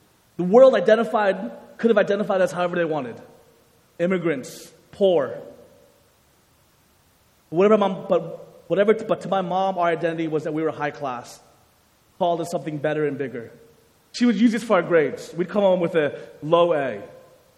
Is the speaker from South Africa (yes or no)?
no; United States; Growing up, I came from a Korean-American home, so my parents were immigrants from Korea, and I was born in the United States